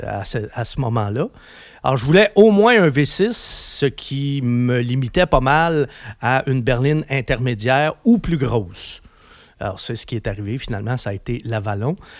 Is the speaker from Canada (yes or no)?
yes; Quebec, Canada; chez nous, au Québec